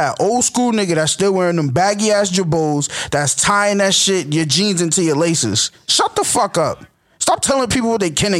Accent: Boston, Massachusetts, United States; I'm from Boston

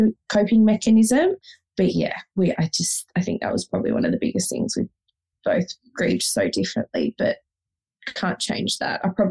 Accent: Victoria, Australia; moved away as an adult; also born or lived in Sydney, Australia; we moved from Sydney back to Victoria, which is where we're both originally from

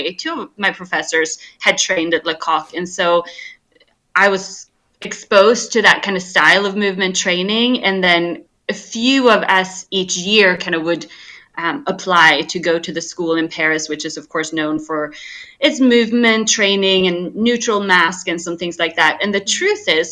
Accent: Sweden; moved away as an adult; I grew up in Sweden

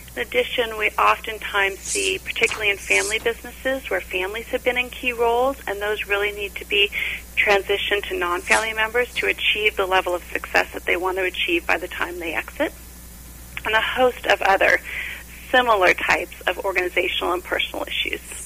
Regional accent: Orange County, California, United States; I was born and raised in Orange County, California

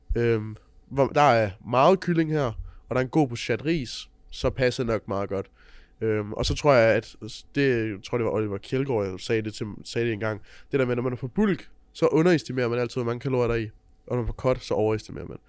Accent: Funen, Southern Denmark, Denmark; jeg kommer fra Fyn

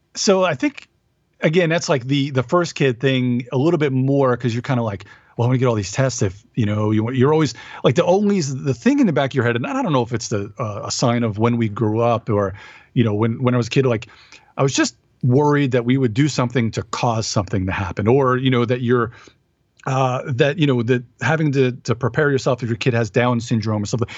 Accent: Long Island, New York, United States; moved away; I'm from Long Island

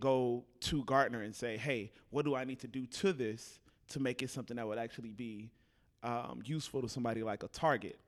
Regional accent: Fort Worth, Texas, United States; moved away as an adult; also born or lived in Houston; now in Dallas, United States; originally, I'm from Fort Worth.

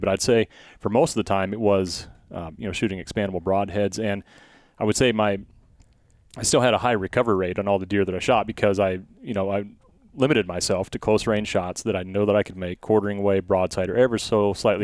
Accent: Blair, United States; growing up in Blair

